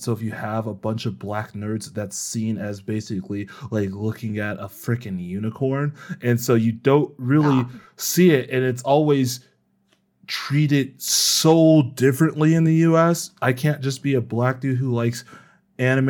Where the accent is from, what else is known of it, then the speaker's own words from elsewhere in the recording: United States; I am extremely American